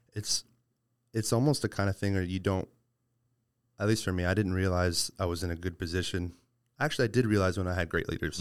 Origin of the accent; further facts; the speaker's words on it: Midland, Texas, United States; I was born in Midland